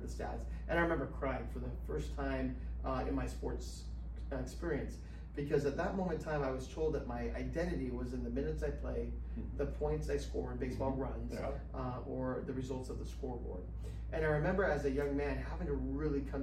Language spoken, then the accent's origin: English; Escondido, California, United States; also born or lived in Saigon, Vietnam / Utah / Arizona; I grew up in town here. So at Orange Glen, when we moved from Arizona to California, we moved to the town called Escondido.